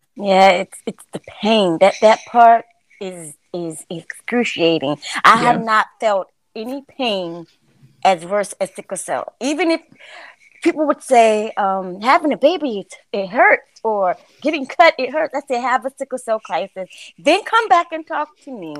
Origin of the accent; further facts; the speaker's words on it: Florida, United States; I'm um from Florida